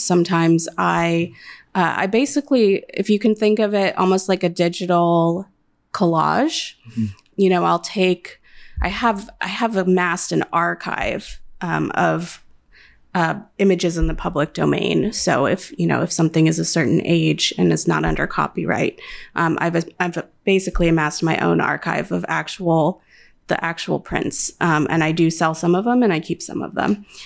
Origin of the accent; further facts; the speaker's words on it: California, United States; moved away as an adult; now in Chicago, United States; I am a Californian originally